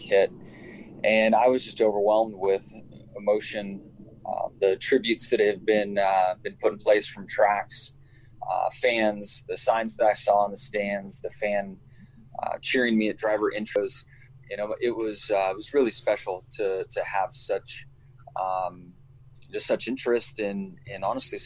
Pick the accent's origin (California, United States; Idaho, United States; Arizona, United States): California, United States; Southern; moved away; I grew up in Southern California, grew up racing on 2 wheels, racing dirt bikes